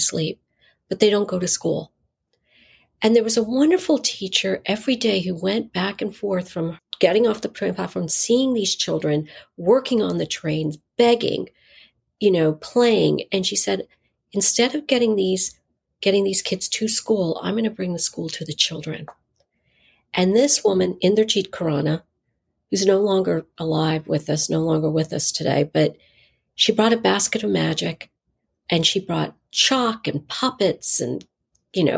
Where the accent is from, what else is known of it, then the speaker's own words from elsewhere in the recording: Eastern North Carolina, United States; I grew up in Eastern North Carolina